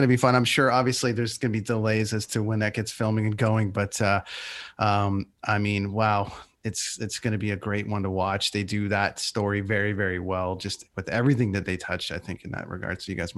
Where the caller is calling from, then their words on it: British Columbia, Canada; You got to get out here. I'm in British Columbia and I'm telling you something, man, there's some buttes out here.